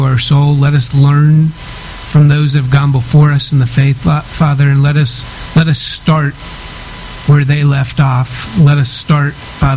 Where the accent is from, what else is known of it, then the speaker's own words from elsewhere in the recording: Cincinnati, Ohio, United States; growing up in Cincinnati, which is right on the border between Ohio and Kentucky